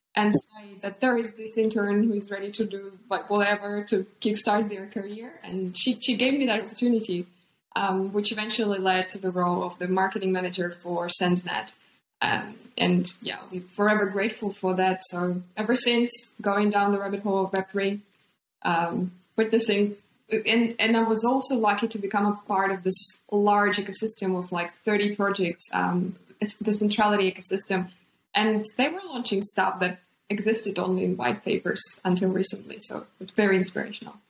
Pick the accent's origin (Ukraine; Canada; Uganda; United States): Ukraine; now in New Zealand; born and raised in Ukraine